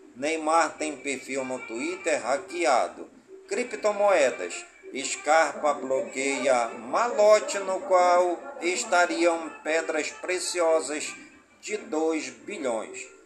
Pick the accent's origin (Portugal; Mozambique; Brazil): Brazil; Careiro da Várzea, Amazonas; Careiro da Várzea, minha cidade natal